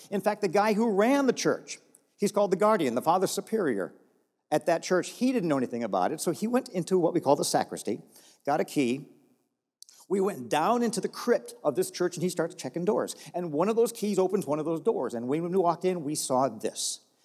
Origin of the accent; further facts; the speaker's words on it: Texas, United States; I'm from Texas